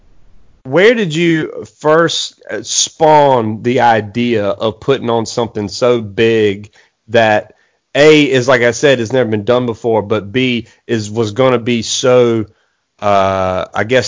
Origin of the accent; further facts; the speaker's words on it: Eastern North Carolina, United States; I live in Eastern North Carolina